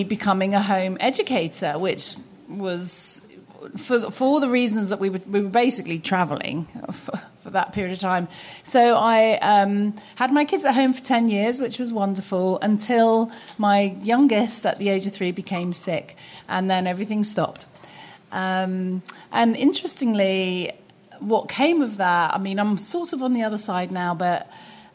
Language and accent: English; London, United Kingdom; moved away as an adult; now in United States; I was born and raised in London